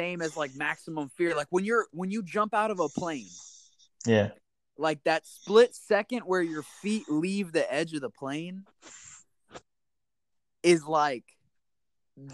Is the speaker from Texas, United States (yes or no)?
yes; San Antonio, Texas, United States; growing up in San Antonio and being a huge basketball fan